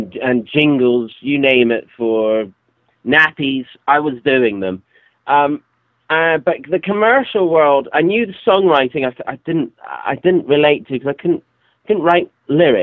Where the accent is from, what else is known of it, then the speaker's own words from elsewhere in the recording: Scotland, United Kingdom; my father was a songwriter, and where I was born in Scotland